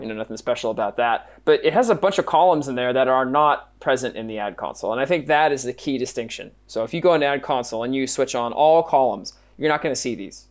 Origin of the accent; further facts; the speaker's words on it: Pennsylvania, United States; I'm from Pennsylvania